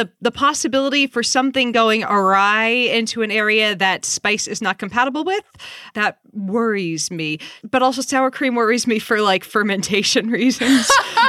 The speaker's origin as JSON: {"language": "English", "region": "New Hampshire", "country": "United States", "moved": "yes", "lives_now": "California, United States", "said": "I'm originally from New Hampshire and now I live in California."}